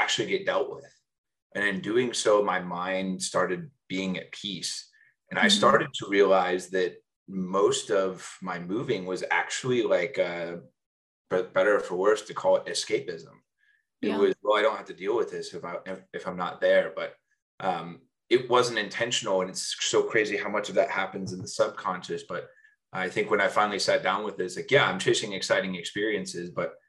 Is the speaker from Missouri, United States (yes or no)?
no; Evansville, Indiana, United States; moved away as an adult; also born or lived in Bloomington, Indiana / Chicago / New York / San Francisco; born and raised in Evansville, Indiana